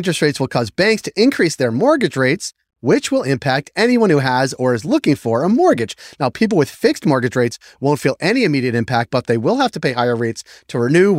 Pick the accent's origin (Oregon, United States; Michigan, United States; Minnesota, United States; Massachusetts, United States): Massachusetts, United States; I'm from Massachusetts, where we do it in grade 7.